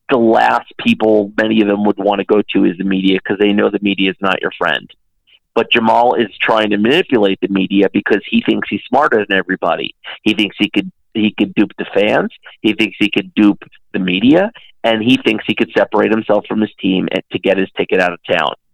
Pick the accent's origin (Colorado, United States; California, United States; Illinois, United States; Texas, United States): Texas, United States; Dallas; You know, I grew up in Dallas, right?